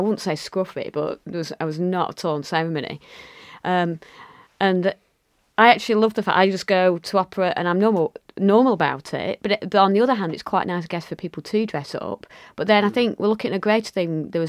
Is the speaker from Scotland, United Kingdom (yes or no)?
no; Lancashire, North West England, United Kingdom; accent: Lancashire, northern; it's great to have people with an accent like mine, from Lancashire, from the north